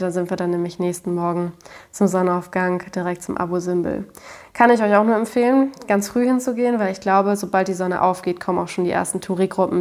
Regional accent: Germany; als ähm, Deutscher

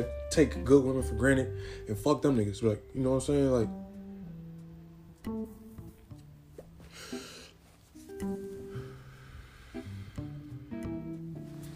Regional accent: San Diego, California, United States; also born or lived in Arkadelphia, Arkansas; I was born in San Diego, California, half raised in San Diego, California

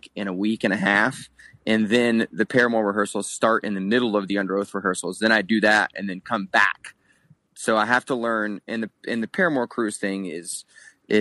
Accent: Florida, United States; born or raised there; moved away as an adult; now in Salt Lake City, United States

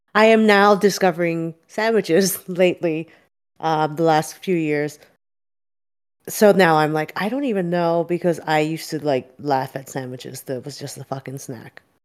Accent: Philadelphia, Pennsylvania, United States; moved away; I'm from Philly

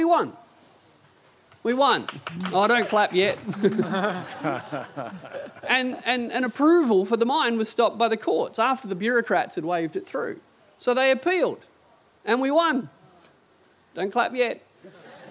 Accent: Hunter Valley, New South Wales, Australia; I grew up in the Hunter Valley

